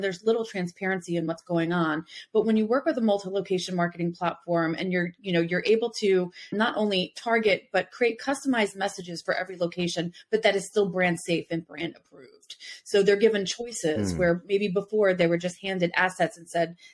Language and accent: English; New Jersey / New York City area, Northeast, United States; moved away; also born or lived in the South (US); I'm originally from the Northeast, from the New Jersey, New York City area. And when I moved down South